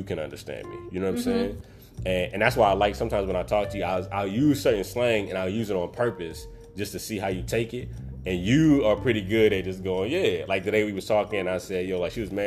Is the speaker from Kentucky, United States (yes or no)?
no; Baltimore, Maryland, United States; I'm from Baltimore